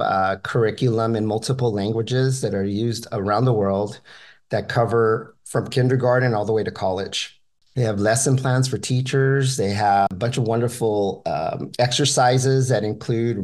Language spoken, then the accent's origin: English; Los Angeles, California, United States; I grew up in Boyle Heights.